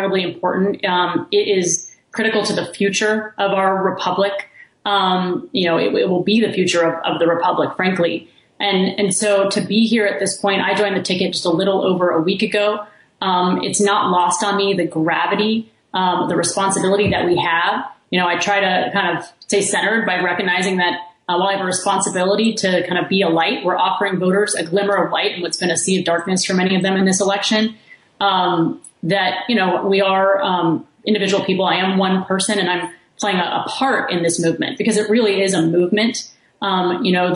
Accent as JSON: {"language": "English", "town": "Kingwood", "region": "Texas", "country": "United States", "tie": "born or raised there", "said": "I'm from Texas. I grew up in Kingwood, Texas"}